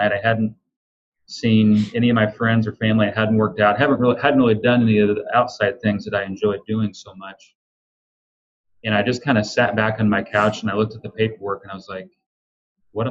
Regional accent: Illinois, United States; I'm a kid from Illinois

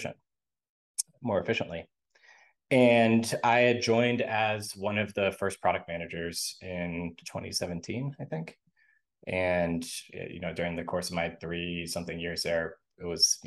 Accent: San Francisco, California, United States; I grew up in San Francisco.

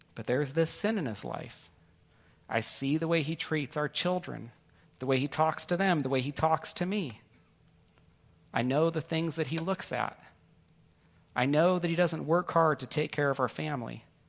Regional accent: Northern California, United States; also born or lived in New York; my wife and I grew up in Northern California together, but I was born in New York

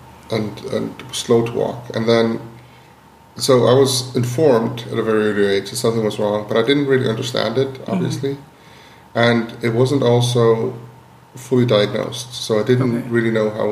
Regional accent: Iceland; when I was growing up in Iceland

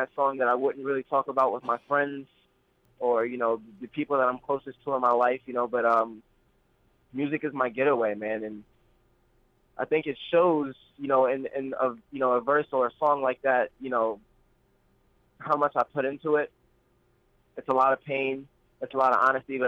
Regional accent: New York City, New York, United States; also born or lived in Queens, New York; I am originally from Brooklyn, New York. I lived there for most of my childhood up until I was about 15 or 16, and I moved into Queens

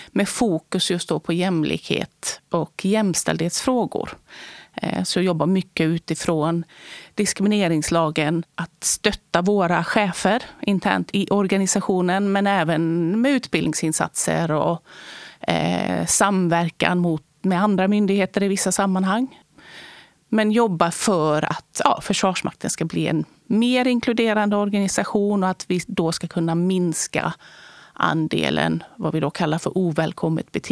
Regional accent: Borås, Västra Götaland, Sweden; i Borås på 70-talet i Västra Götaland. Har finskt ursprung.

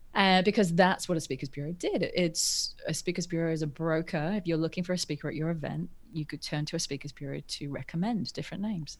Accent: Norfolk, East of England, United Kingdom; I grew up in England, in North, a place called Norfolk that no one's ever heard of.

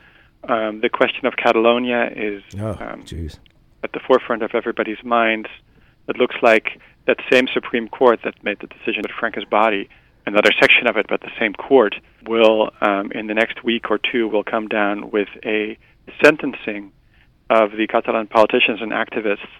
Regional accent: Netherlands; I'm from the Netherlands

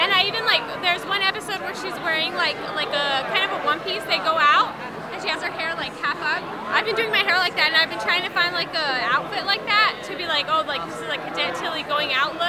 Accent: El Paso, Texas, United States; I'm from El Paso, Texas.

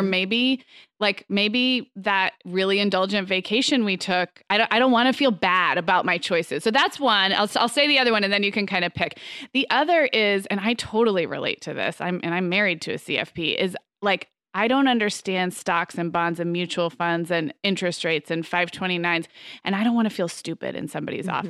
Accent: Santa Barbara, California, United States; moved away; my hometown of Santa Barbara

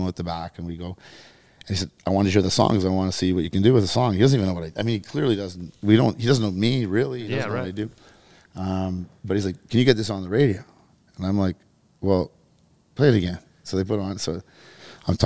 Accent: North Bay, Ontario, Canada; moved away as an adult; now in United States; I'm from North Bay.

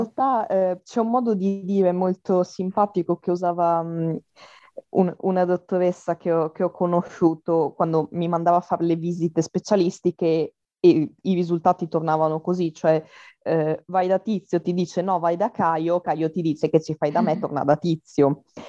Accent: Trieste, Friuli-Venezia Giulia, Italy; first language Italian; ho 22 anni e sono di Trieste

